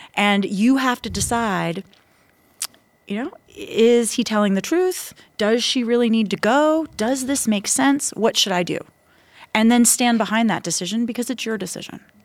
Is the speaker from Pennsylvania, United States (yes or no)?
no; Tampa, Florida, United States; moved away as an adult; now in Taiwan; my hometown of Tampa, Florida